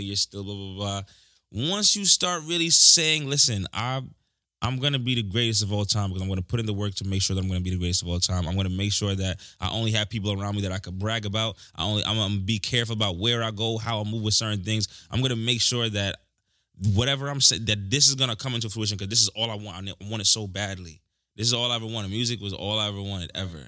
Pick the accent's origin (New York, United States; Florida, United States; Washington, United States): New York, United States; I'm from New York